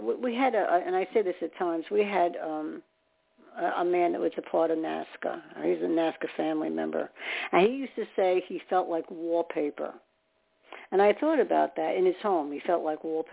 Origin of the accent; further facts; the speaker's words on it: New York, United States; I'm from New York